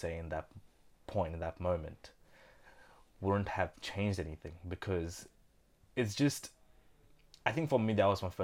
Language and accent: English; India; moved away; I grew up with him in India as well.